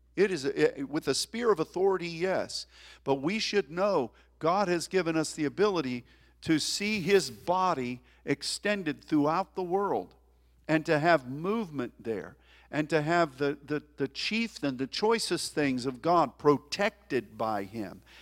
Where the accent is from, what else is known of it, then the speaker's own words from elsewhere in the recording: United States; as an American